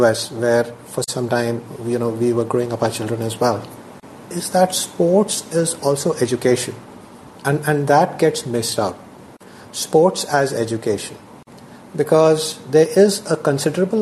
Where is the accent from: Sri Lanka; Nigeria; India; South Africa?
India; moved away as an adult; also born or lived in United States; growing up in India